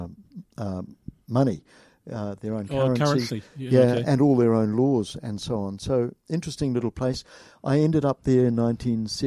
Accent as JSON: {"language": "English", "region": "Wellington", "country": "New Zealand", "tie": "born or raised there", "also_born_or_lived": "Taranaki, New Zealand / Auckland, New Zealand / Pilbara, Western Australia / Gisborne, New Zealand", "moved": "as an adult", "lives_now": "Dunedin, New Zealand", "said": "all my teens were in Wellington, used to think of Wellington as the hometown"}